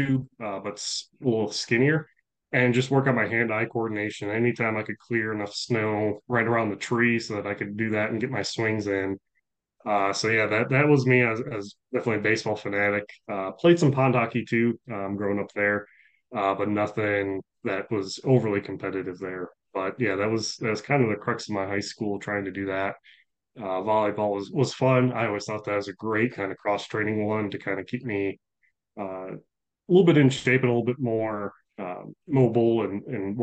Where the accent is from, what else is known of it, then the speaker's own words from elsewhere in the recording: Buffalo, New York, United States; moved away as an adult; I grew up in Buffalo, New York